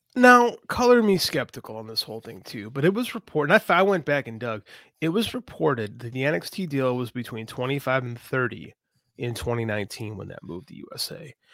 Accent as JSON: {"language": "English", "town": "Chicago", "region": "Illinois", "country": "United States", "said": "I'm from Chicago"}